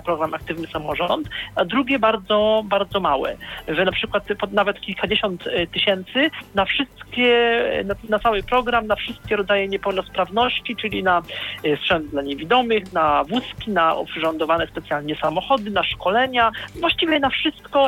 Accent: Poznań, Greater Poland, Poland; jestem z Poznania

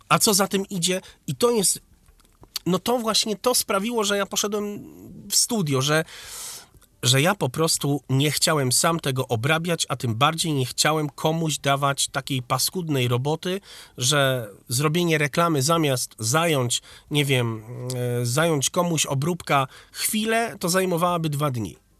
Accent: Wrocław, Lower Silesian Voivodeship, Poland; A ja właśnie jestem z Wrocławia.

